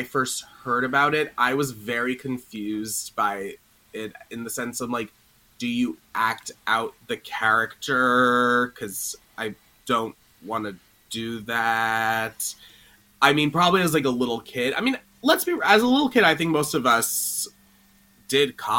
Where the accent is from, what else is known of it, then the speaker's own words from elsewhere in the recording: Long Island, New York, United States; I'm originally from Long Island, but I lived in New York City since I was 17. I'm still there now